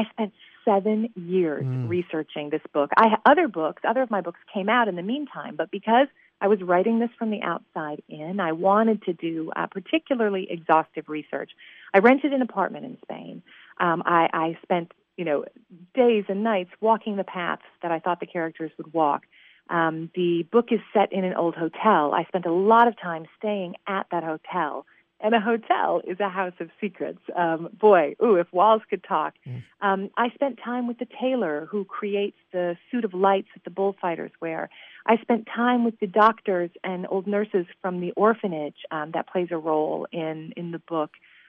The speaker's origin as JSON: {"language": "English", "town": "Nashville", "region": "Tennessee", "country": "United States", "said": "I'm from Nashville. So when you land in Nashville, it says Music City, USA."}